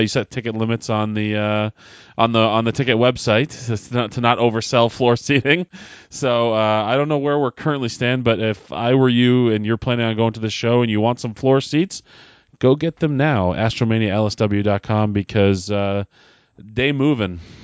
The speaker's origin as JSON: {"language": "English", "town": "Derry", "region": "New Hampshire", "country": "United States", "tie": "born or raised there", "said": "the great state of New Hampshire, my home state, my hometown of Derry, New Hampshire"}